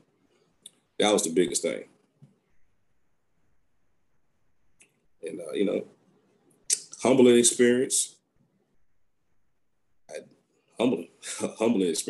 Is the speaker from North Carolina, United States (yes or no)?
no; Baton Rouge, Louisiana, United States; I'm from Baton Rouge